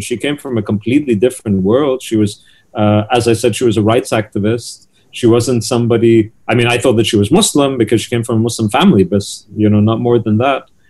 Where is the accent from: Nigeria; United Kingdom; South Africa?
United Kingdom; the UK where I'm from